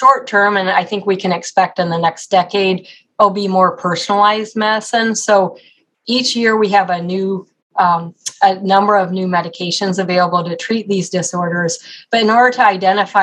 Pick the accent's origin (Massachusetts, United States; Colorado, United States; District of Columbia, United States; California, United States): Colorado, United States; also born or lived in Oklahoma / Texas; now in Cleveland, United States; I grew up in Colorado